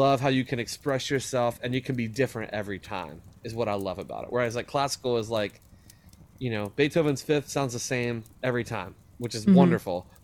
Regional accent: West Virginia, United States; I grew up on the Kanawha River in West Virginia, and like it's called the Kanawha Valley

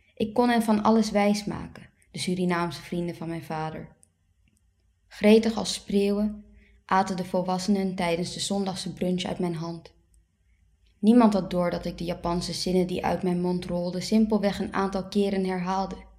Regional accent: Haarlem, North Holland, Netherlands; first language Dutch; Ik ben geboren in Haarlem in 1990

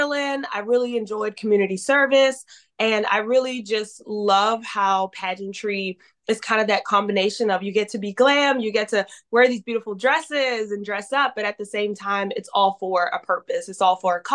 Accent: Baltimore, Maryland, United States; moved away as an adult; now in San Diego, United States; I am originally from Baltimore, Maryland, and I moved to San Diego, California in 2021.

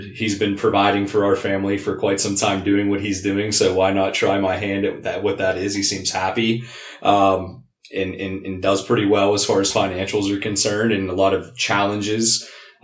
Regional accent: Pittsburgh, Pennsylvania, United States; I'm born and raised in Pittsburgh. This is my city

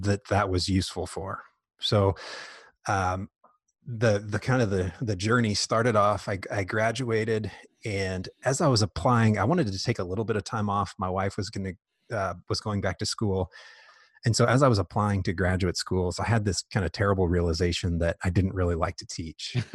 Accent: Indianapolis, Indiana, United States; moved away as an adult; also born or lived in Dallas, Texas; now in Lexington, United States; I grew up mainly in Indianapolis

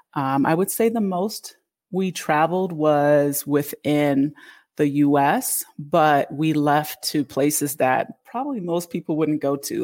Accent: Connecticut, United States; moved away; also born or lived in Toronto, Canada; I spent a lot of my years growing up in Connecticut in the U S, but I was able to, fortunately for us, spend summers in Canada with family.

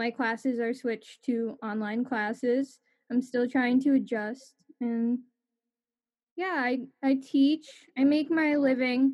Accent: New Jersey, United States; I'm a musician from New Jersey.

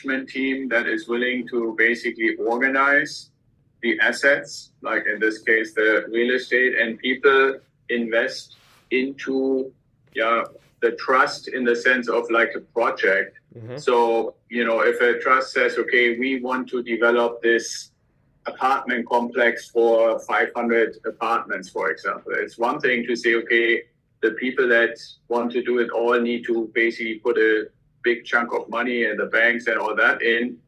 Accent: Germany; accent: German; English is a second language; moved away as an adult; also born or lived in Santa Barbara area, United States; now in United States; the accent that you probably still hear when I'm talking is from Germany originally. I came to the US with the military.

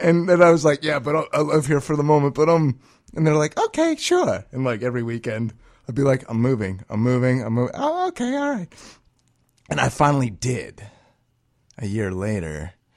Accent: New England, United States; now in Chicago, United States; I'm considering myself from New England. I will always be a New Englander

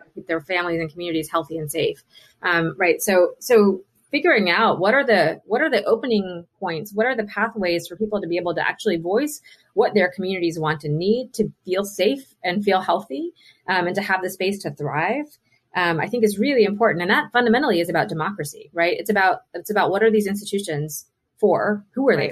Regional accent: Mingo County, West Virginia, United States; moved away; also born or lived in Charleston, West Virginia; I grew up in Mingo County, uh, okay. uh, which is about two hours south um, west of Charleston.

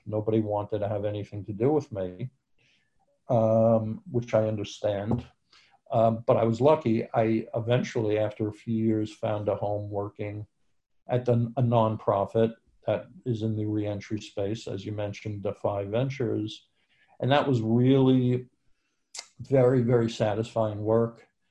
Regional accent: New York, United States; I'm from New York, and that's where I was living at the time

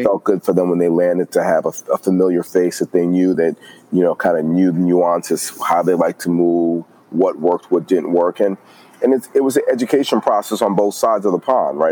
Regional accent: New York City, New York, United States; moved away as an adult; also born or lived in Atlanta; I'm originally from New York, born and raised in Brooklyn

